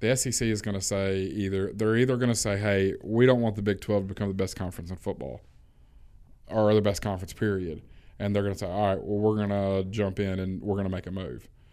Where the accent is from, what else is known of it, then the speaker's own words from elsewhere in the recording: the South, United States; I'm from the South